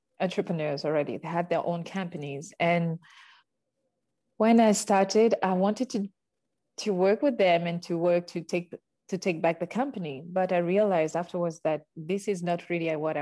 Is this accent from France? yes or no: yes; Paris, Île-de-France, France; also born or lived in Uganda; now in Bordeaux, France; I was born in Uganda, and at the age of 4, my parents decided to move to France. And this is how I arrived in Paris.